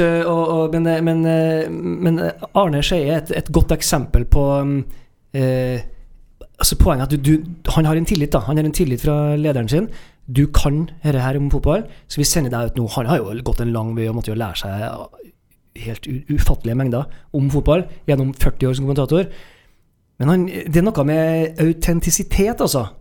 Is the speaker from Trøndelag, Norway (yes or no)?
yes; Trøndelag, Norway; sitter jo her som trøndere